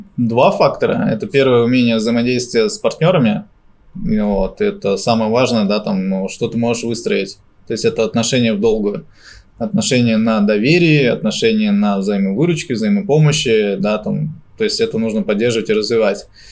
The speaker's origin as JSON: {"language": "Russian", "region": "Moscow", "country": "Russia", "tie": "born or raised there", "said": "я здесь родился на Сухаревской"}